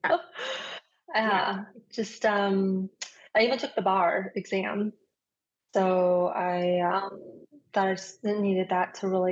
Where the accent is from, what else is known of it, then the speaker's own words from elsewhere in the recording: Ames, Iowa, United States; moved away as an adult; also born or lived in Washington, D.C.; I grew up in the Midwest, in a little town called Ames, Iowa.